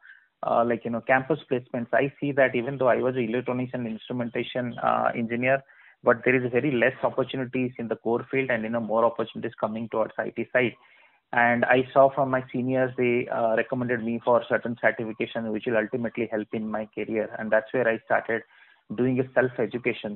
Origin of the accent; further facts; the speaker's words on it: Berhampur, Odisha, India; I was born in Barampur, city of Odisha, so which is famous for silk saris and also good for people who are food lovers. And then I did all my education, schooling, college, and then BTech from Barampur itself